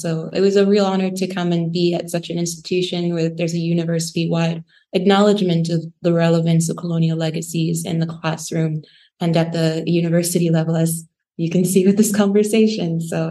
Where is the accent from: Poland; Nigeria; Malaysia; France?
Nigeria; also born or lived in Saudi Arabia / Canada; now in United Kingdom; I lived in Canada, but I'm born in Saudi Arabia. And then I'm a Nigerian. So Nigerian, Canadian, Saudi born, now UK British citizen.